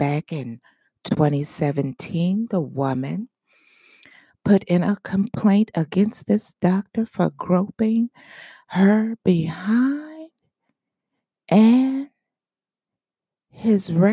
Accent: Michigan, United States; my home state of Michigan

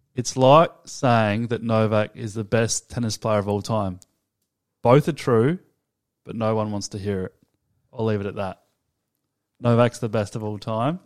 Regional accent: Australia; We're Australian. This is a, an Australian podcast.

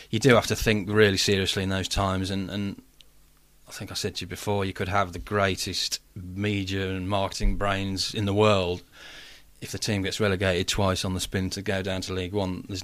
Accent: Wolverhampton, West Midlands, United Kingdom; We're from Wolves. We're from Wolverhampton. Let's let's just show people we're not afraid to be mm. running through the town.

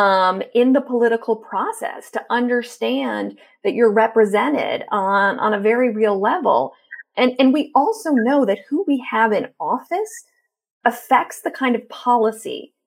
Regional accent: Florida, United States; my home state of Florida, where I was raised

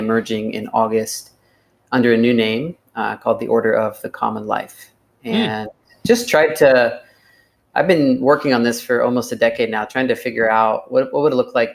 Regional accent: Southern Ohio, United States; I grew up in the Nazarene Church in Southern Ohio

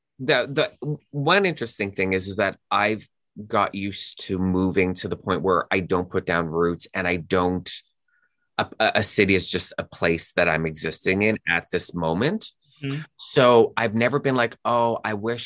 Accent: Canada; also born or lived in Toronto / Houston / Austin; being Canadian

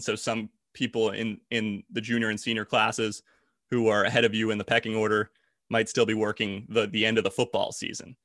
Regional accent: New Jersey, United States; moved away; I'm from South Jersey originally.

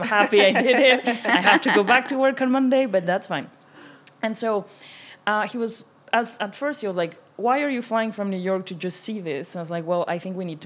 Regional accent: Mexico; moved away as an adult; also born or lived in France; now in Paris, France; I'm French and Mexican. I grew up in Mexico and I came to France when I was 18

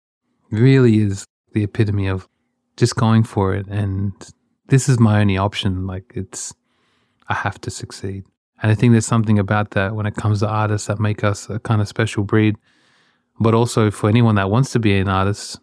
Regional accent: Australia; when I was a kid, growing up in Australia

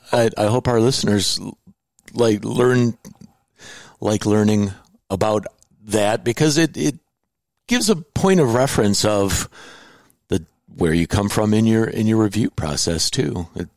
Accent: Indiana, United States; born there; I was born in Indiana as well

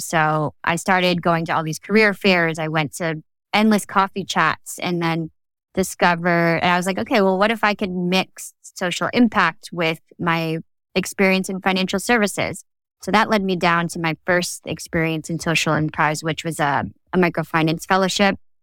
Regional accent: New Jersey, United States; moved away; there weren't a lot of Filipinos in the community in New Jersey where I grew up

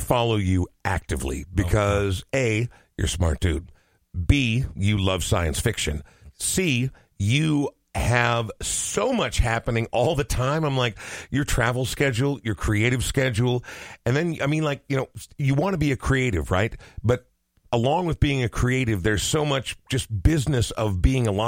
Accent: Coon Rapids, Minnesota, United States; also born or lived in Oregon; I've lived here since I was 2 years old

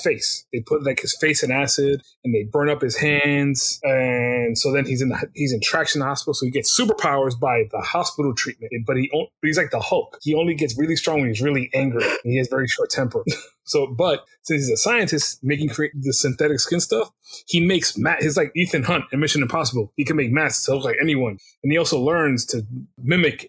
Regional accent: United States; from America

